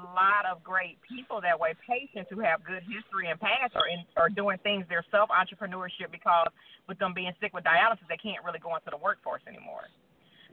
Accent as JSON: {"language": "English", "town": "Rockford", "region": "Illinois", "country": "United States", "moved": "yes", "lives_now": "Alabama, United States", "said": "I'm originally from Rockford, Illinois, and I live in Alabama at this time"}